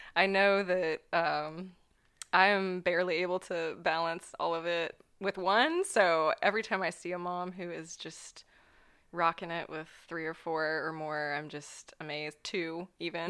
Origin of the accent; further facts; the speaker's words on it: Ohio, United States; also born or lived in New York; the small town where I grew up in Ohio